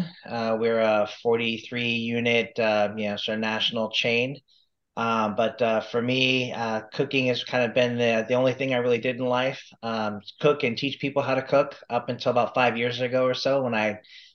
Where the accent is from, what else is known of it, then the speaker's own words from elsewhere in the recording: Phoenix, Arizona, United States; here in my hometown of Phoenix